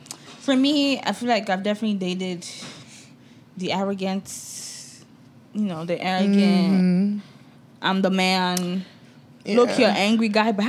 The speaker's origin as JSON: {"language": "English", "country": "Nigeria", "said": "Because I am a Nigerian woman."}